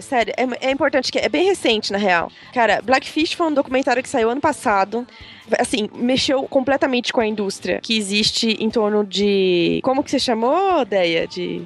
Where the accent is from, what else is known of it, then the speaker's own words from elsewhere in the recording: Belgium; moved away; quando eu era pequena na Bélgica, tinha orcas no zoológico da Bélgica. E a minha escola levou a gente pra ir ver as orcas